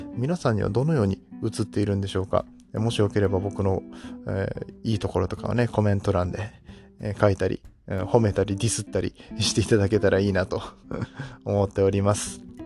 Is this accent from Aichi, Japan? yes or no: yes; Nagoya, Aichi, Japan; moved away as an adult; now in Kobe, Japan; 実は僕も名古屋なんですよ、出身が。えー、ほとんどずっと人生の大半を名古屋で過ごしておりまして、え神戸に今は住んでいるんですけれども